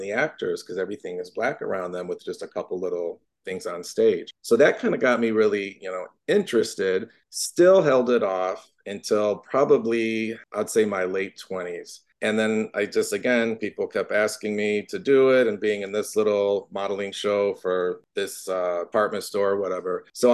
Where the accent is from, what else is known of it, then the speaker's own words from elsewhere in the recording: Norwalk, Ohio, United States; moved away as an adult; also born or lived in Cleveland, Ohio; now in Los Angeles, United States; I grew up in a little town called Norwalk, Ohio, outside of Cleveland